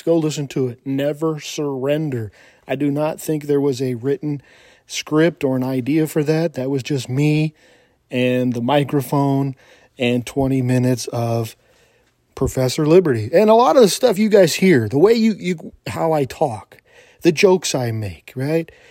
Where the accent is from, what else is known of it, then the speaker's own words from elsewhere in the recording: California, United States; moved away; I was from California.